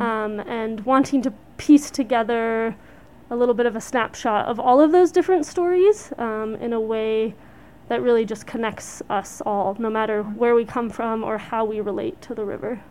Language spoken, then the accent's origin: English; Colorado, United States; I grew up in Colorado